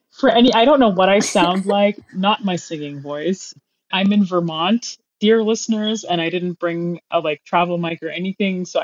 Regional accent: Dubai, United Arab Emirates; I, I am an American, but I grew up in Dubai.

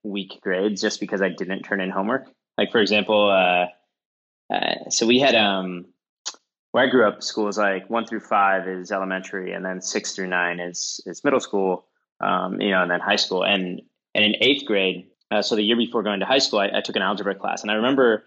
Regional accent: Midwest, United States; I'm from the Midwest

